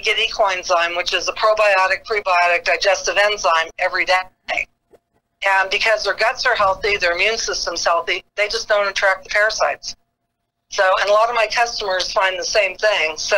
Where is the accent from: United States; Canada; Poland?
United States; Del Mar, California; when I was growing up in Del Mar, our horses got wormed once a year